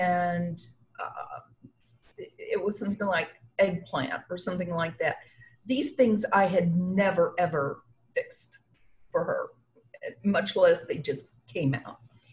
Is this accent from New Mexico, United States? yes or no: yes; New Mexico, United States; also born or lived in Albuquerque, New Mexico; I was actually raised in New Mexico until I got out of school, and it was down the oil fields of New Mexico